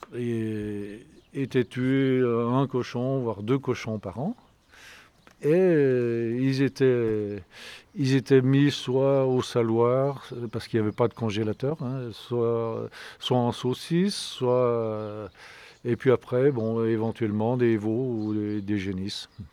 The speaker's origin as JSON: {"language": "French", "town": "Saint-Pierre-d'Albigny", "region": "Auvergne-Rhône-Alpes", "country": "France", "tie": "born or raised there", "also_born_or_lived": "Fréterive", "said": "je suis né à Saint-Pierre-d'Albigny, j'habite Frétrive"}